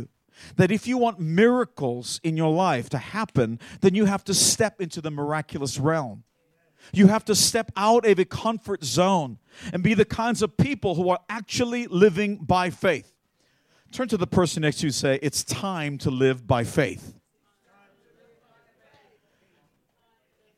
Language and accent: English; Australia; I'm an Australian